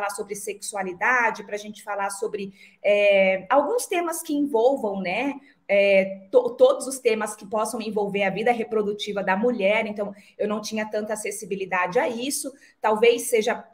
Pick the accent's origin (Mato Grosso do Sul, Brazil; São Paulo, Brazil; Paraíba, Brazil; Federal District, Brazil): Mato Grosso do Sul, Brazil; Dourados; eu tive uma infância simples é, no interior do Mato Grosso do Sul. Eu nasci e me criei em Dourados que é a segunda maior cidade do nosso estado